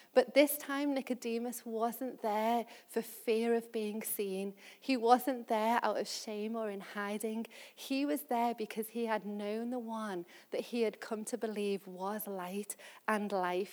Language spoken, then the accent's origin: English; Liverpool, North West England, United Kingdom; I'm from Liverpool and I love talking about Liverpool.